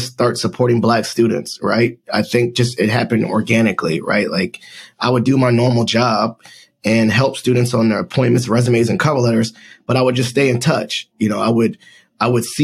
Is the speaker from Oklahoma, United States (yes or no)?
no; Northern Virginia, United States; I grew up in Northern Virginia. I was born in my military brats, but we ended up in Northern Virginia, went to high school around here